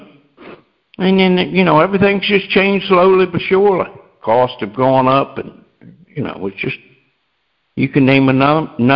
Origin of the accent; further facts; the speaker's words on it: Delaware, United States; I'm from Delaware